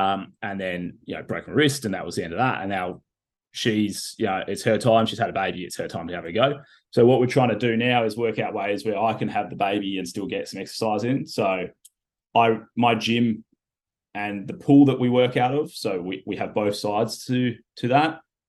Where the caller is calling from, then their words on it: Perth, Western Australia, Australia; I'm currently sitting to you in my office in Perth, Western Australia.